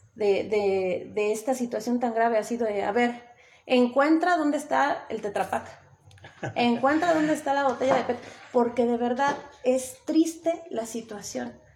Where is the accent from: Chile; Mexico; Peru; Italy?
Mexico; Puebla; also born or lived in Tetela de Ocampo, Puebla; now in Tetela, Mexico